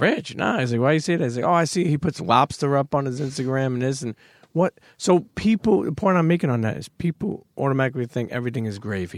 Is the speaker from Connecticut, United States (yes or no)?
no; New York City, New York, United States; I grew up in Coney Island, then I moved to Bensonhurst